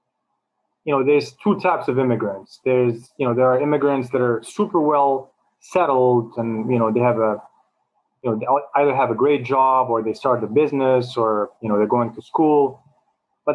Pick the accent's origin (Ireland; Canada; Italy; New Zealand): Canada; Montreal, Quebec; moved away as an adult; also born or lived in New York City, United States / China; now in Toronto, Canada; when I grew up in Montreal, I always had friends from all over